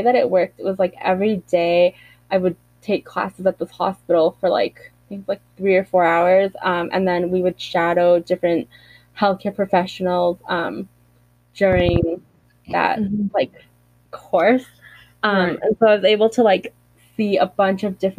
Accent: Canada; me being Canadian

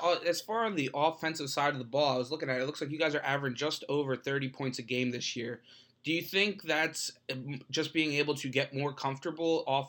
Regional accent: Philadelphia, Pennsylvania, United States; moved away as an adult; now in Central Pennsylvania, United States; I'm from the Philadelphia area, so I'm starting to get a better grasp of this Central PA high school football

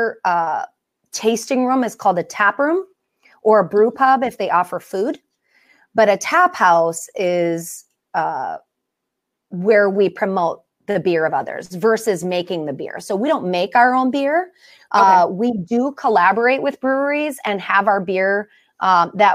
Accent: Wisconsin, United States; moved away as an adult; now in Pacific Northwest, United States; I grew up in Wisconsin

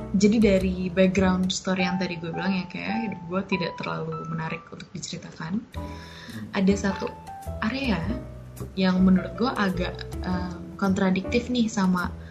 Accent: Jakarta, Indonesia; lahir besar di Jakarta mm-hmm. uh, di pinggir di Cibubur ya, gue ya. lahir di Menteng terus um, tinggal gue di Cibubur dari gue kecil

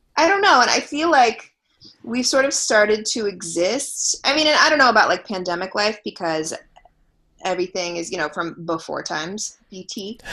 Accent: Los Angeles, California, United States; I'm from LA, born and raised

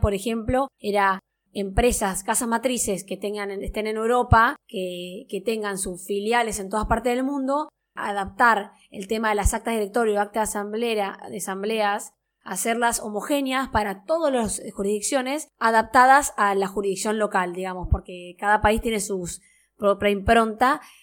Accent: Misiones, Argentina; Yo soy de Misiones

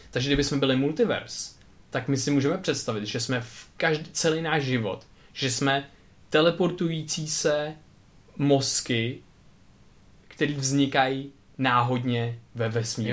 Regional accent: Czechia; jsem se narodil tady v Česku

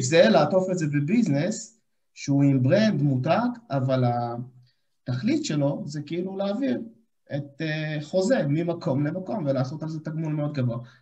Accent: Ashdod, Southern District, Israel; אני גם מגיע מאשדוד, חברים טובים אה, מהבית

